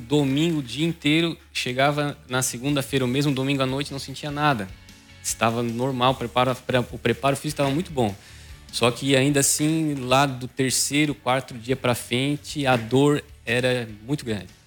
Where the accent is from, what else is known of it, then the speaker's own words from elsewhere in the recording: Maracajá, Santa Catarina, Brazil; now in Araranguá, Brazil; sou natural de Maracajá, mas moro há muitos anos já em Araranguá